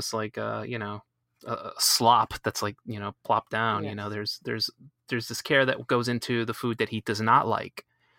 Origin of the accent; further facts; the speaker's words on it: Colombia; I grew up, I was born in Colombia, and I grew up in a family that spoke predominantly Spanish, and we ate a lot of Colombian foods